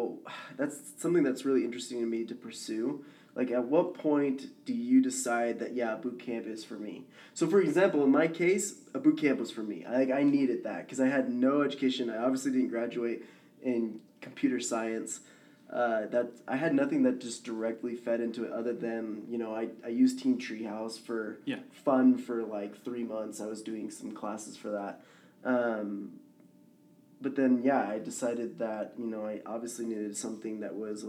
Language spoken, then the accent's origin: English; Dallas, Texas, United States; now in Utah, United States; I'm from Dallas, Texas